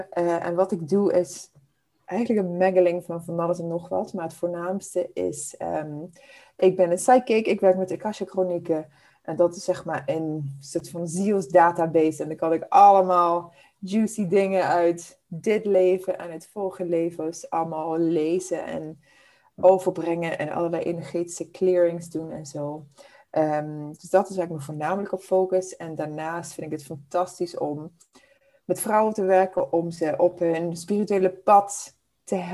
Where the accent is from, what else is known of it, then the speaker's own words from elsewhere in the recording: Zimbabwe; born there; Ik ben geboren in Zimbabwe. Uh, dit is mijn achtste land waar ik nu woon, dus ik heb echt de hele wereld al een beetje afgereisd.